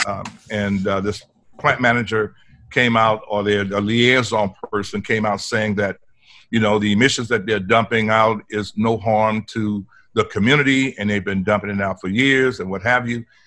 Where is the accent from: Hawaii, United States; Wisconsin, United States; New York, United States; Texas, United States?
Texas, United States; Port Arthur; moved away as an adult; also born or lived in California; I was born and raised here in Port Arthur